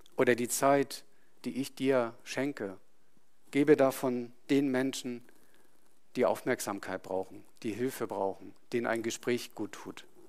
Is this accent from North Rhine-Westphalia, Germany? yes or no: no; Itzehoe, Schleswig-Holstein, Germany; moved away; Ich hatte meine, meinen Freundeskreis dort, meine Familie, also ich bin im Umfeld da groß geworden